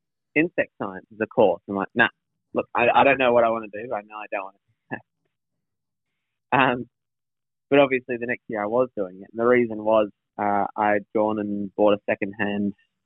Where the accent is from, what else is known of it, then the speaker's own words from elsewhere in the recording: Northern New South Wales, Australia; moved away as an adult; also born or lived in Brisbane; First of all, I'm from Northern New South Wales.